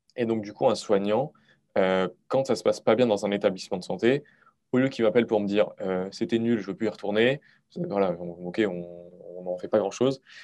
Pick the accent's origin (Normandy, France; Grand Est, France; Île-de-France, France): Grand Est, France; Moselle; je suis originaire de Moselle